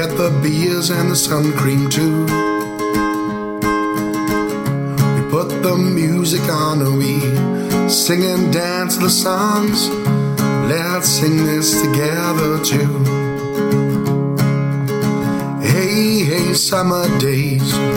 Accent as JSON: {"language": "English", "town": "Neath", "region": "Wales", "country": "United Kingdom", "said": "I'm from Neath"}